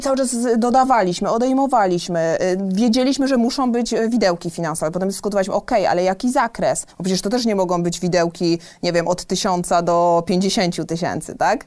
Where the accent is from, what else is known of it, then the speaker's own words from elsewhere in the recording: southern Poland, Poland; moved away as an adult; also born or lived in Warsaw / Switzerland; now in Gdańsk, Poland; Ja pochodzę z małej miejscowości, właśnie w bloku, w którym przeżyłam 19 e, lat mojego życia pierwszych